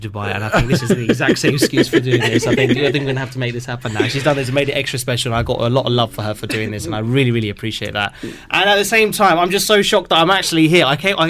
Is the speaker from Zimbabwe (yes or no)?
no; Slough, South East England, United Kingdom; I'm from a place called Slough.